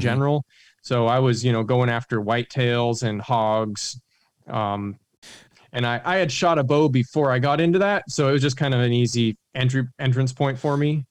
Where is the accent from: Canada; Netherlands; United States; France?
United States; Oregon; moved away as an adult; also born or lived in Baton Rouge, Louisiana; moved back up to Oregon, which is kind of my home, you know, my home state